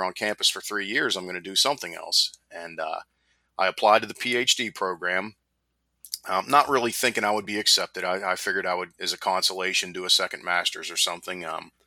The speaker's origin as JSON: {"language": "English", "town": "Pittsburgh", "region": "Pennsylvania", "country": "United States", "tie": "born or raised there", "moved": "yes", "lives_now": "Myrtle Beach, United States", "said": "I grew up in Pittsburgh"}